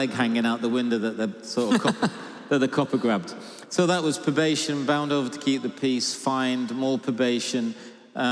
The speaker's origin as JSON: {"language": "English", "town": "Salford", "region": "North West England", "country": "United Kingdom", "tie": "born or raised there", "said": "I was born in Salford, just outside Manchester"}